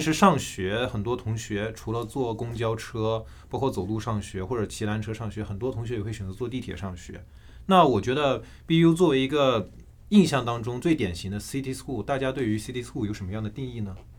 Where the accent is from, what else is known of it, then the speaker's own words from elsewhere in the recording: Foshan, Guangdong, China; moved away as an adult; now in Boston, United States; 我来自，呃，广东顺德，是广东人，然后我现在是在波士顿这边读书